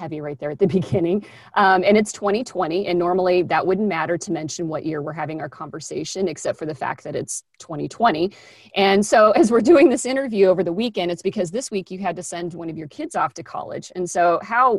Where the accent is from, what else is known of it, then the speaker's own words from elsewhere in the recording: Kansas, United States; I'm from Kansas